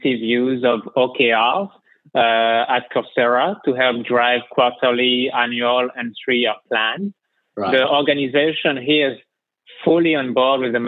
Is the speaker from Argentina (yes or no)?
no; France; as you can tell from my accent, I'm originally from France.